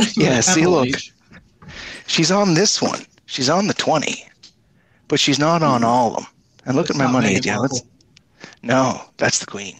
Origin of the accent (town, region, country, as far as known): Canada